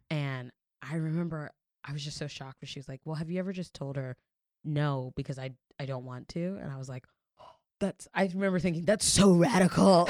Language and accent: English; New York, United States; also born or lived in Florida; as a New Yorker